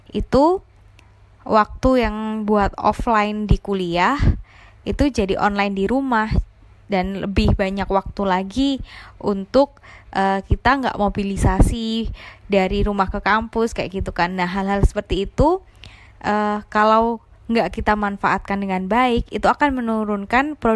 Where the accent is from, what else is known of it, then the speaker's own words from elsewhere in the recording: Surabaya, East Java, Indonesia; Aku dari Surabaya.